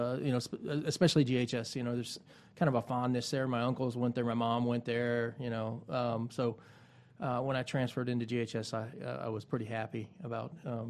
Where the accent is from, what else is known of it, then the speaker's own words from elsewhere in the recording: Gainesville, Florida, United States; now in Lake City, United States; I'm originally from Gainesville, so North Florida's home to me, and that's why I came back here.